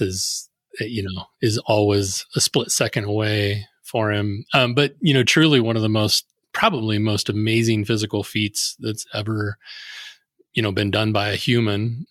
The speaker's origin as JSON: {"language": "English", "town": "Sidney", "region": "Nebraska", "country": "United States", "tie": "born or raised there", "said": "I grew up in Sydney, Nebraska"}